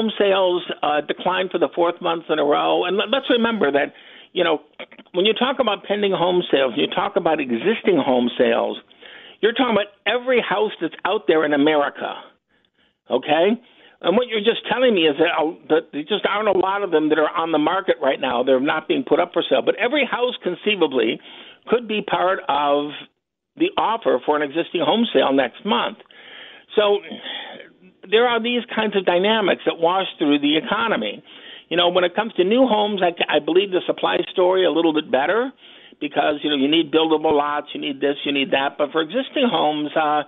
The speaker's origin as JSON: {"language": "English", "town": "Detroit", "region": "Michigan", "country": "United States", "tie": "born or raised there", "said": "I grew up in Detroit"}